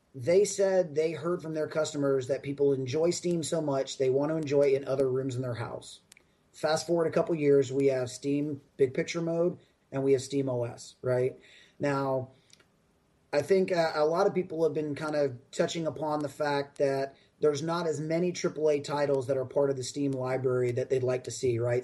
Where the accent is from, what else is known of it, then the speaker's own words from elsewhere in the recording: Raleigh, North Carolina, United States; now in Austin, United States; my hometown in Raleigh, North Carolina, is where uh, Epic uh, is based